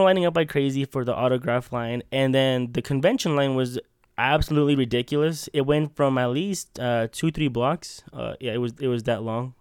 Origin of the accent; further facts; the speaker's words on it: Utah, United States; We're from Utah